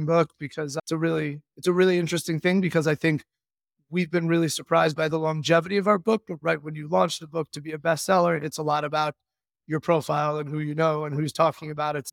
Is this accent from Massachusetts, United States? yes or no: no; Chicago, Illinois, United States; moved away as an adult; we're from Chicago, went to school out east